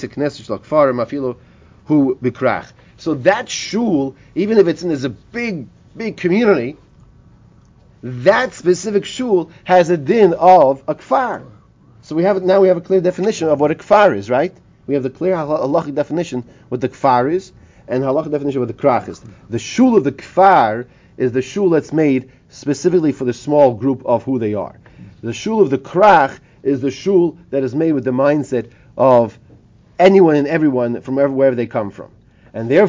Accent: Highland Park, New Jersey, United States; I grew up in Highland Park, New Jersey.

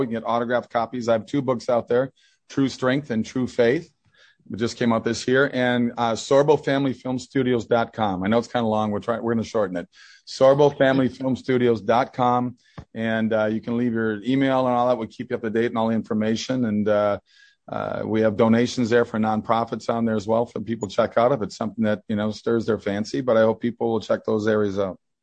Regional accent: Minnesota, United States; I grew up in that in Minnesota

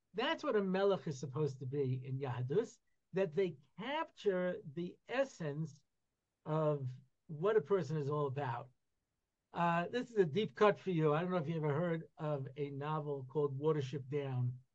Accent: United States; I grew up in America in you know in the '60s and '70s

